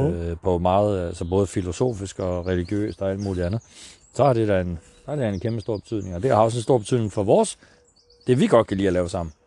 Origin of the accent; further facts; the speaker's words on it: Vestegnen, Capital Region of Denmark, Denmark; also born or lived in North Jutland; jeg er vokset op på Vestegnen